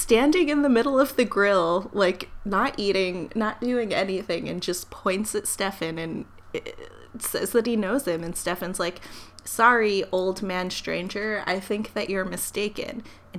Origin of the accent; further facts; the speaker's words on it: Waterbury, Connecticut, United States; when I was a young girl growing up in Waterbury, Connecticut, and I worked at the local Dunkin' Donuts